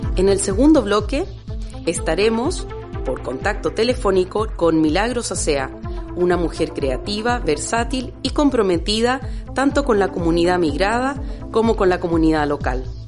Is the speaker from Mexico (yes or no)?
no; Chile; also born or lived in Basque Country; now in Bilbao, Spain; Chilena de nacimiento, Euskalduna de adopción